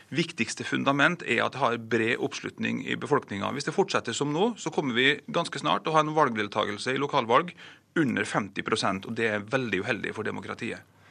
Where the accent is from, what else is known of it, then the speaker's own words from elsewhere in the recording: Kristiansund, Møre og Romsdal, Norway; I min hjemby Kristiansund her